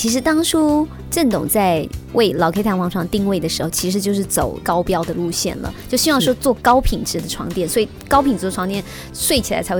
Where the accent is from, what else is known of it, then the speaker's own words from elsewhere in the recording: Taoyuan, Taiwan; 特别是身为台湾人，